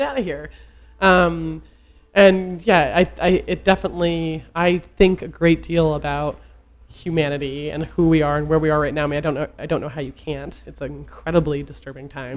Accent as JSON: {"language": "English", "region": "Vermont", "country": "United States", "said": "I'm from Vermont"}